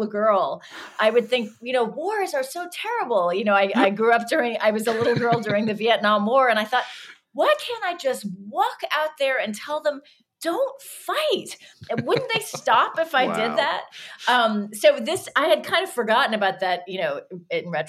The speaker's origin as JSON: {"language": "English", "country": "United States", "said": "especially as an American"}